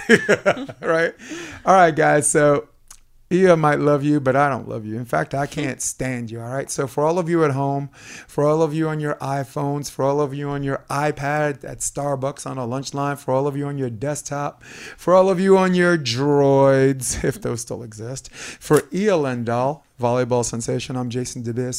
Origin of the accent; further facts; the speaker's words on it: New York City, New York, United States; born and raised in Brooklyn